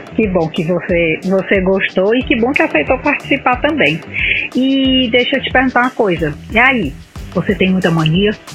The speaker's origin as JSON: {"language": "Portuguese", "region": "Ceará", "country": "Brazil", "said": "eu sou cearense"}